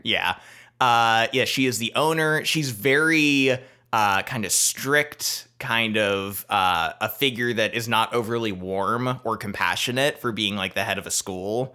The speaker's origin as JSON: {"language": "English", "country": "United States", "said": "as an American"}